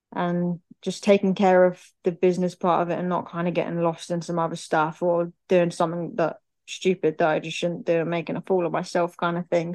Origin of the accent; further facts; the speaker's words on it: Birmingham, West Midlands, United Kingdom; also born or lived in United States; We're, we're a big football family. We're from Birmingham